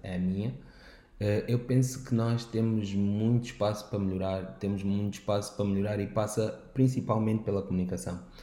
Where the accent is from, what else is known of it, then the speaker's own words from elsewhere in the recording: Angola; como jovens, como angolanos